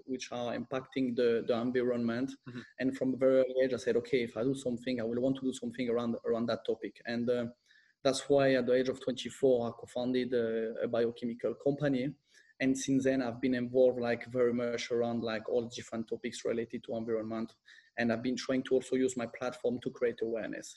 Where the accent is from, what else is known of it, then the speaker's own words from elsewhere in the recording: France and Corsica, France; moved away as an adult; also born or lived in London, United Kingdom / Milan, Italy / Spain; I'm half French, half Italian. I grew up between France and Corsica.